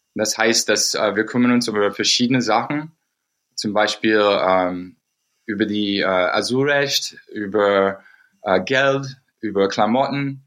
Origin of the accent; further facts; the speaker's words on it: United States; German is a second language; moved away; wo ich aufgewachsen bin in den USA